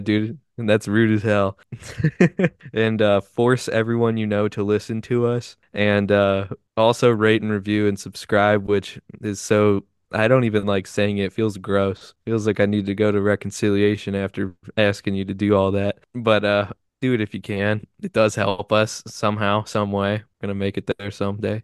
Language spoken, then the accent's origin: English; United States; we're American